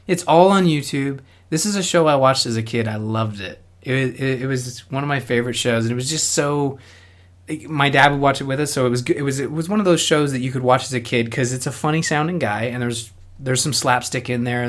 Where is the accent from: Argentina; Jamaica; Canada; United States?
Canada; I'm Canadian